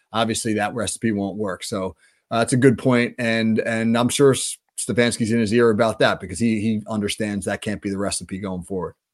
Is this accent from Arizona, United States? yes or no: no; New Jersey, United States; being from New Jersey